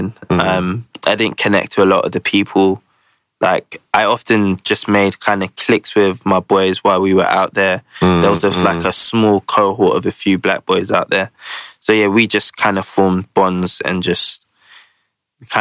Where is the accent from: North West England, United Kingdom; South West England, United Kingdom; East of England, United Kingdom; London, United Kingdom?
London, United Kingdom; I grew up in the Ends, Peckham, Camberwell my whole life.